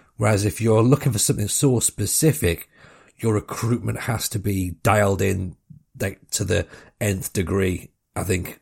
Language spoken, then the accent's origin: English; Washington, North East England, United Kingdom; accent: Northeast; I'm from Washington